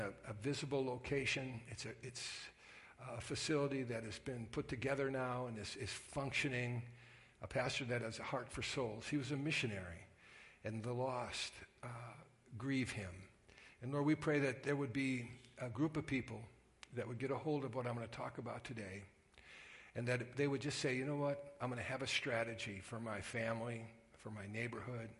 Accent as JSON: {"language": "English", "town": "Sturgeon Bay", "region": "Wisconsin", "country": "United States", "also_born_or_lived": "Salt Lake City, Utah / Merrill, Wisconsin", "moved": "yes", "said": "I'm from Sturgeon Bay, Wisconsin"}